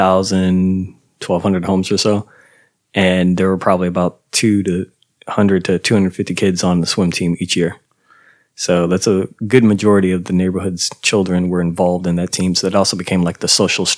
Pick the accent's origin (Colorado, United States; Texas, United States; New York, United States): Texas, United States; Houston; also born or lived in Boston, Massachusetts; I was born in Boston and then came down to Houston in 1989